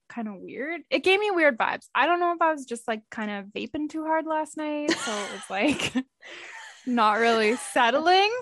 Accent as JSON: {"language": "English", "country": "Canada", "said": "We're Canadian"}